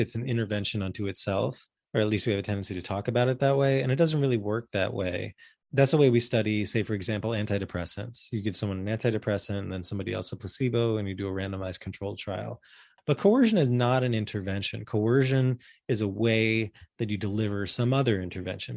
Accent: New York, United States; as a New Yorker

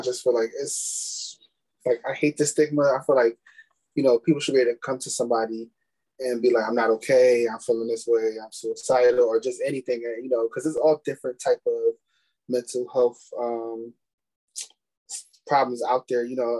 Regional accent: Philadelphia, Pennsylvania, United States; moved away as an adult; now in Delaware, United States; I'm from Philly, born and raised Philadelphia all my life, but I stay in Delaware.

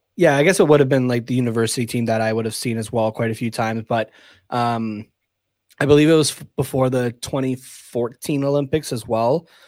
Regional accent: Canada; we're from Canada.

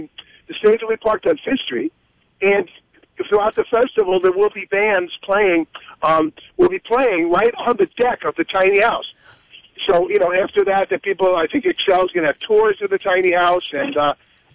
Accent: New York City, New York, United States; accent: New York; I'm from the Bronx.

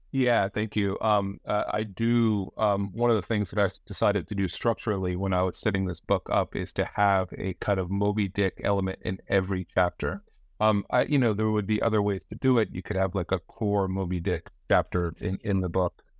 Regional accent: New Jersey, United States; now in Branford, United States; I grew up in the Northeast, uh, in New Jersey.

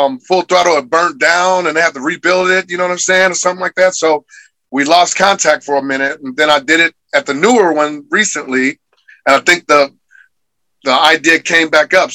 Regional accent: Kansas City, Missouri, United States; I'm from Kansas City

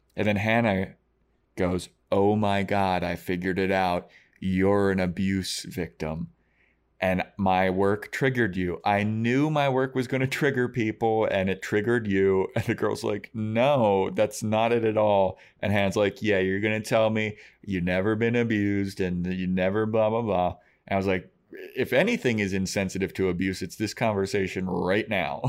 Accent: Baltimore, Maryland, United States; I grew up in Baltimore City

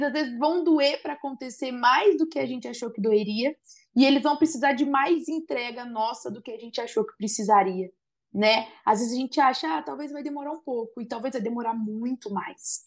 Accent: Viradouro, São Paulo, Brazil; moved away; todo final de ano eu volto para minha cidade natal Viradouro

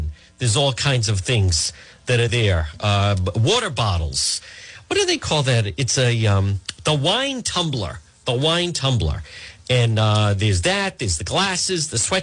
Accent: Rhode Island, United States; also born or lived in New York; I was raised in Rhode Island

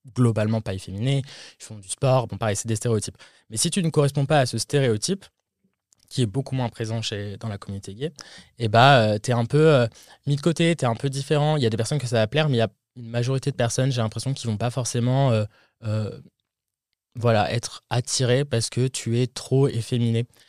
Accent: France; moved away as an adult; now in United States; en tant que Français

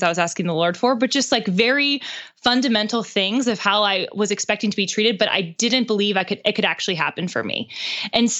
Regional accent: Pittsburgh, Pennsylvania, United States; now in Nashville, United States; he's from Pittsburgh, which is where I'm from

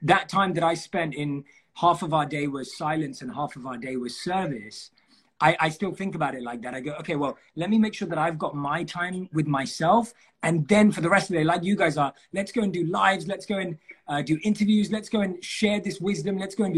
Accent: London, United Kingdom; I was born and raised in London.

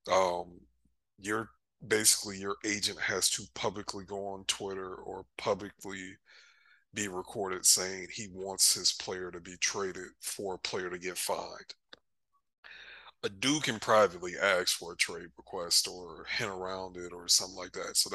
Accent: Michigan, United States; I'm from Michigan

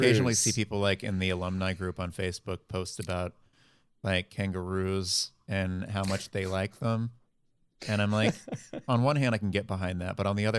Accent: Dallas, Texas, United States; So I was born in the Dallas area.

